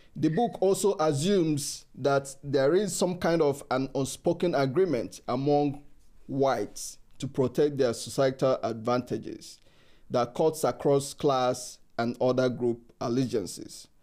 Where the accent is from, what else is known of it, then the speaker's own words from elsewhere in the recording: Nigeria; moved away; I'm from Africa. I'm from Nigeria uh, uh, originally